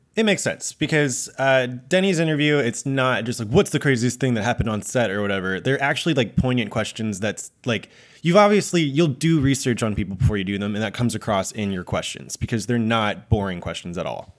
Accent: Japan; I was born in Japan

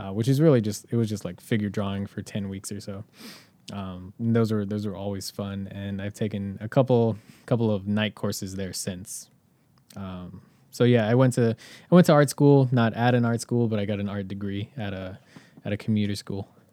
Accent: Inland Empire, California, United States; moved away as an adult; now in Los Angeles, United States; I did not grow up in L A, I grew up an hour outside

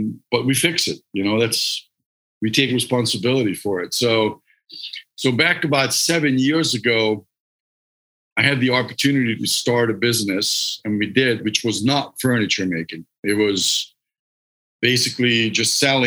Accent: Hungary; English is a second language; moved away as an adult; now in United States; I'm Hungarian, so I'm not from this country. I grew up in Hungary

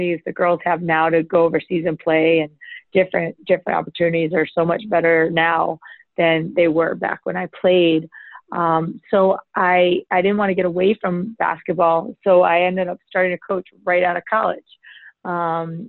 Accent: Rochester, New York, United States; also born or lived in Baltimore County, Maryland; I grew up in Rochester, New York, not far from here

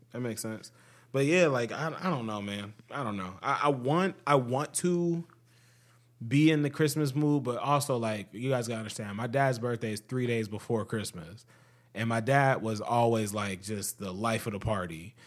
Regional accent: Ohio, United States; we're from Ohio

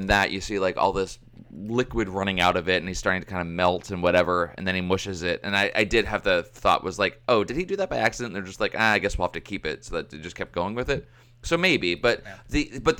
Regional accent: United States; I'm American

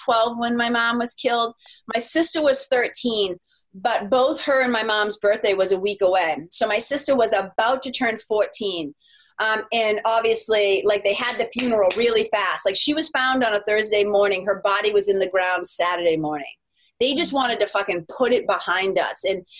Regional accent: Lawrence, Massachusetts, United States; also born or lived in Los Angeles, California; now in New Hampshire, United States; we grew up in Lawrence, Mass.

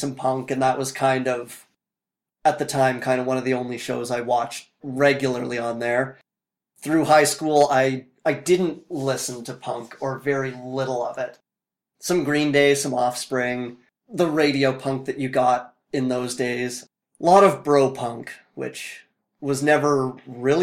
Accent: Fort McMurray, Alberta, Canada; I was born and raised in Fort McMurray

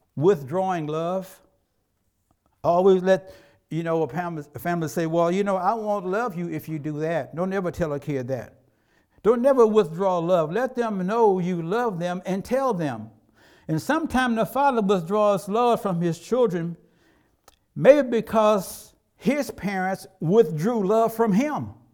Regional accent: Tennessee, United States; When I was growing up in Tennessee

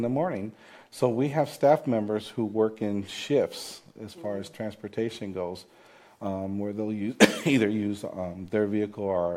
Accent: Davenport, Iowa, United States; I'm a native of the Quad Cities, and I'm born and raised in Davenport, Iowa

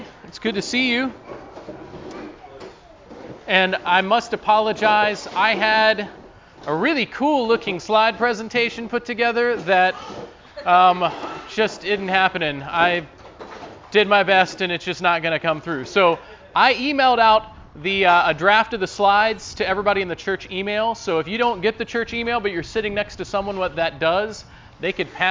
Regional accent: West Virginia, United States; now in Ohio, United States; my home state of West Virginia

